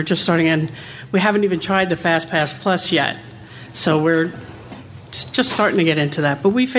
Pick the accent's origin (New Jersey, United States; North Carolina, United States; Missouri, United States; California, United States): New Jersey, United States; now in Pinellas Park, United States; from Pinellas Park, Florida, but originally from New Jersey.